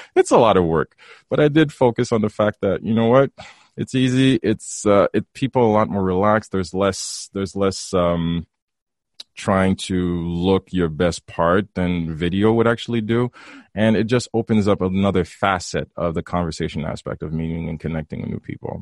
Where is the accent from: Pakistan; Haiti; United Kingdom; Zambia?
Haiti; moved away; back in high school, growing up in, growing up in Haiti.